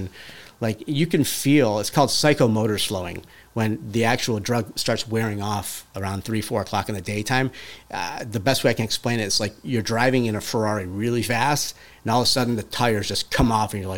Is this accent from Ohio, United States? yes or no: yes; Cleveland, Ohio, United States; moved away as an adult; I'm from Cleveland originally